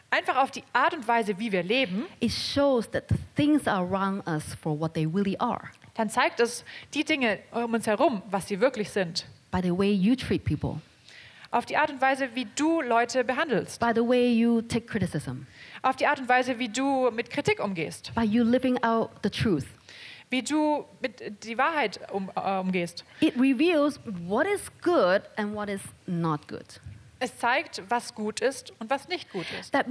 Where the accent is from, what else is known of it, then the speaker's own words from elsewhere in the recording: Hong Kong; ich sehr viel über die Demonstrationen, die in Hongkong passieren. This is where I come from. Das ist, wo ich herkomme.